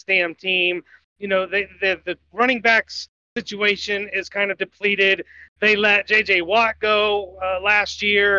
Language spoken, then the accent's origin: English; Indiana, United States; my home state